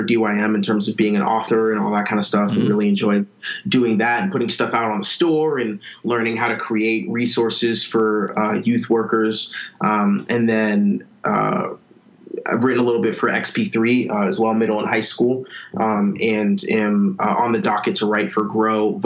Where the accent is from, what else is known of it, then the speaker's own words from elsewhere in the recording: Ashburn, Virginia, United States; transitioned to back to my hometown in Ashburn, Virginia, working at a church back here in my hometown